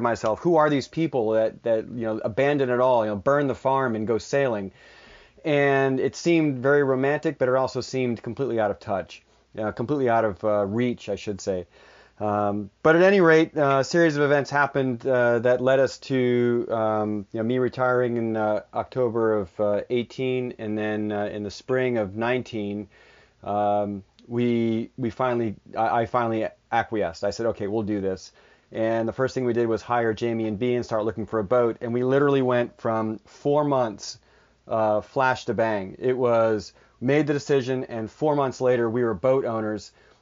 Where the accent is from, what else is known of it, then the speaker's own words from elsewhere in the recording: Massachusetts, United States; moved away as an adult; I grew up sailing in Massachusetts